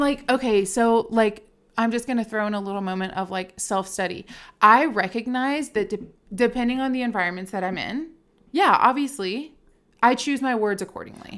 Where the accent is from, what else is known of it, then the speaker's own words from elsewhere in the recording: Richmond, Virginia, United States; moved away as an adult; now in Nashville, United States; I was born and raised in Richmond, Virginia